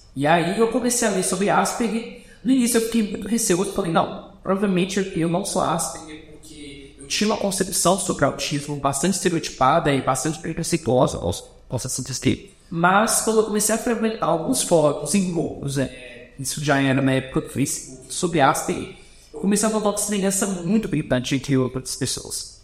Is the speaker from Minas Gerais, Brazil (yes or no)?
yes; Belo Horizonte region, Minas Gerais, Brazil; also born or lived in São Paulo; now in Goiânia, Brazil; Eu nasci em São Paulo, fui alfabetizado e cresci na, na região de BH, em Minas Gerais.